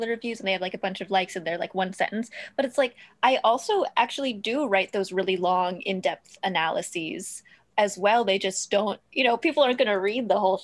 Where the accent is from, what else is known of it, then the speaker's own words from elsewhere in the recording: Portland, Oregon, United States; I'm from Portland and I was raised in Portland, which is, you know, Pacific Northwest.